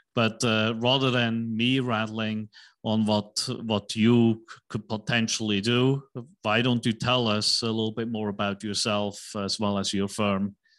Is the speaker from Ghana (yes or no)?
no; Switzerland; now in United States; I'm from Uh, Switzerland, right, in Europe